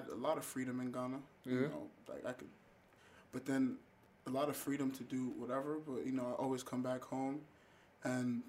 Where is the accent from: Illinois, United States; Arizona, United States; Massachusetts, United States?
Massachusetts, United States; Cambridge; also born or lived in Boston, Massachusetts; I was born in Boston, Massachusetts, raised in Cambridge, Massachusetts.